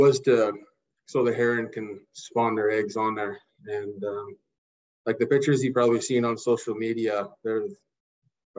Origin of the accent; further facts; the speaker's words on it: Lekwungen territory, British Columbia, Canada; growing up in the Lekwungen territory, I spent majority of my time with my cousins on Craig Flower Bridge fishing for herrings